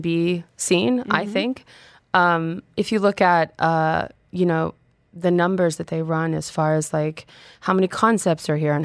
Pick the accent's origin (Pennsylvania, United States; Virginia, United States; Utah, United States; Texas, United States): Texas, United States; Austin; moved away as an adult; also born or lived in Mexico; So I'm originally from Texas. I'm originally from Austin. And, you know, anybody who has spent time in Texas or Austin specifically knows that there's tremendous influence of Mexico in that area, in that state. And so I grew up in a family